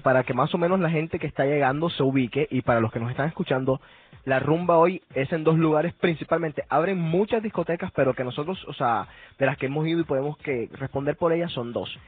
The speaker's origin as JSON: {"language": "Spanish", "country": "Colombia", "said": "yo soy colombiano"}